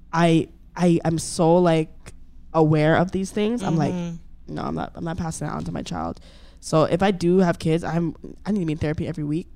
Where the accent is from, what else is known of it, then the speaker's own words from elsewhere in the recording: Jamaica; moved away; I grew up in Jamaica. Jamaica is home.